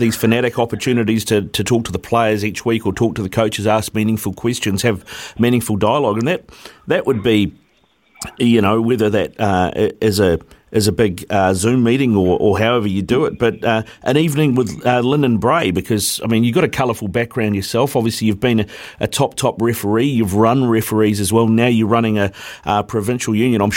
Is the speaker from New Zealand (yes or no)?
yes; Auckland, New Zealand; I'm a born and bred Aucklander